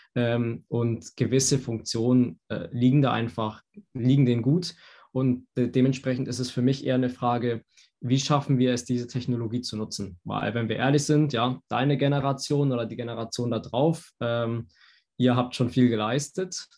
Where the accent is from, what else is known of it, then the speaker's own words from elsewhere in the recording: Hamburg, Germany; moved away as an adult; also born or lived in Stuttgart; now in Berlin, Germany; Also in Berlin geboren, in Hamburg aufgewachsen, Stuttgart studiert und jetzt arbeite ich wieder in Berlin.